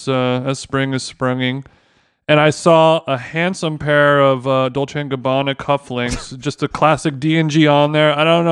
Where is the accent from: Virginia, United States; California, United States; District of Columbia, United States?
California, United States; And as a Californian, I actually got invited to a bunch of stuff in New York this week that I can't.